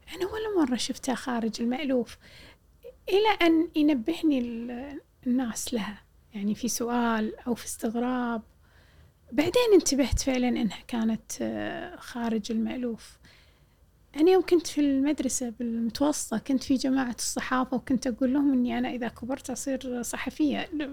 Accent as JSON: {"language": "Arabic", "town": "Jahra", "region": "Al Jahra Governorate", "country": "Kuwait", "said": "قلت له من الجارة"}